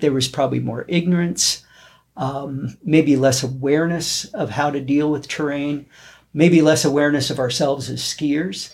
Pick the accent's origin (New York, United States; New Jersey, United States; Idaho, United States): Idaho, United States; North; now in Bozeman, United States; I grew up in North Idaho